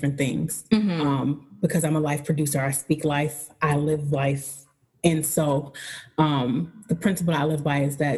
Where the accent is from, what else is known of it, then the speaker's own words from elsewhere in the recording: Buffalo, New York, United States; I'm from Buffalo.